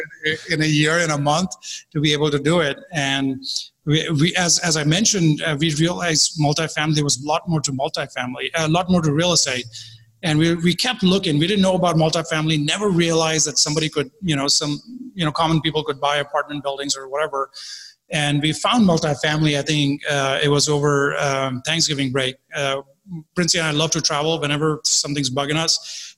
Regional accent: India; I was born in India. Uh, my father was in the army, so we grew up around uh, a very disciplined life

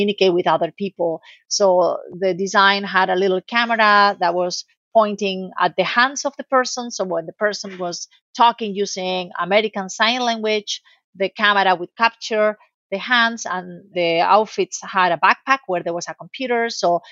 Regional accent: Spain; moved away; also born or lived in United States; I'm originally from Spain

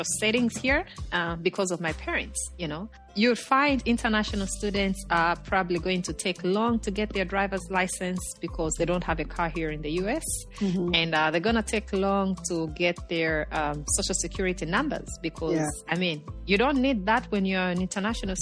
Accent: Chipata, Eastern Province, Zambia; moved away as an adult; now in Virginia, United States; I grew up in Chipata, you know, in Zambia's eastern province

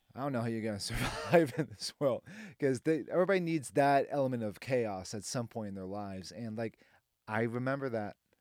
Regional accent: Boston, Massachusetts, United States; moved away as an adult; now in Nashville, United States; I'm from Boston

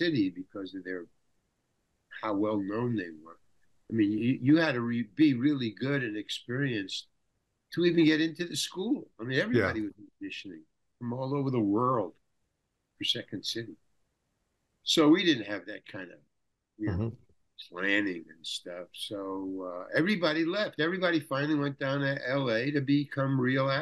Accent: New York City, New York, United States; I come from Far Rockaway, Long Island

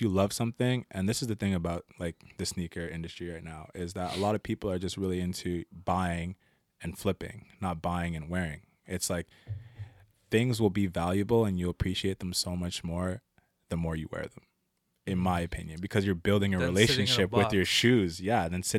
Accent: Philadelphia, Pennsylvania, United States; Like I said, I grew up in Overbrook, and if everyone knows that neighborhood, it's a rough neighborhood.

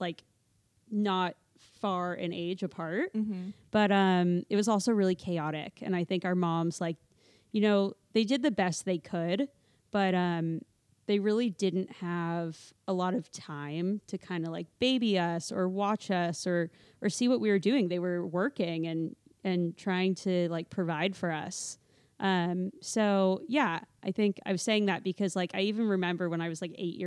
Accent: Calabasas, California, United States; growing up in Calabasas

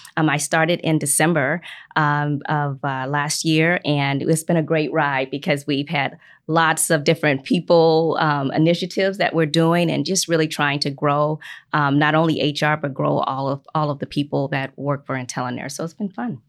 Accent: Chicago, Illinois, United States; moved away as an adult; also born or lived in Minnesota; now in Indiana, United States; I'm from Chicago, Illinois, so I'm not even from Indiana, but I've been here for about twenty-four years

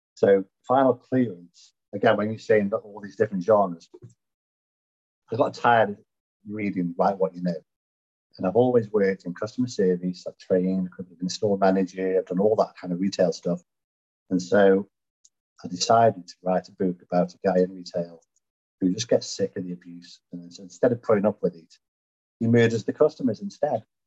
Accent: Stoke-on-Trent, West Midlands, United Kingdom; moved away as an adult; now in Louisville, United States; I was born in Stoke-on-Trent, hence the accent, you could notice. And um, now living in snowy Louisville, Kentucky

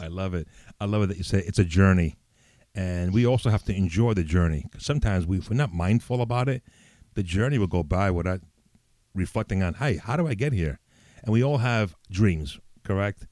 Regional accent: New York City, New York, United States; also born or lived in Italy; as a kid, you know, living in the Bronx, growing up in the Bronx, New York

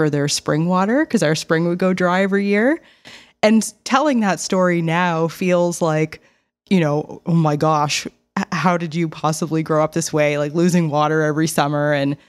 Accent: Nova Scotia, Canada; I grew up in the Annapolis Valley in a very rural community. I just called it a road more than anything.

